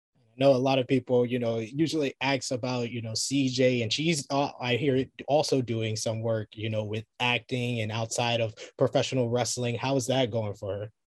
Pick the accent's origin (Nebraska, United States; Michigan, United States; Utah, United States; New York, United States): New York, United States; I'm a New Yorker